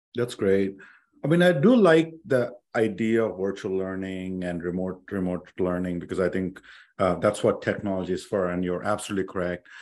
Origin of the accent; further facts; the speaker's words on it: India; English is a second language; moved away as an adult; I came from India